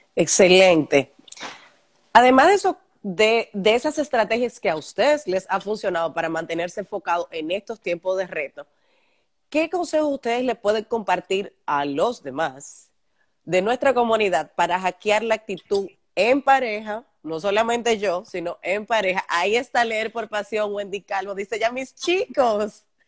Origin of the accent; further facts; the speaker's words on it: Santiago de los Caballeros, Santiago, Dominican Republic; somos santiagueros, nos conocemos